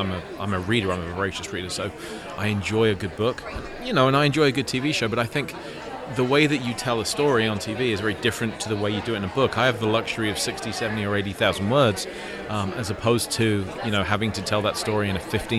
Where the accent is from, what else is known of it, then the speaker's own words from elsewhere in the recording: Leicestershire, East Midlands, United Kingdom; I grew up in Leicestershire, England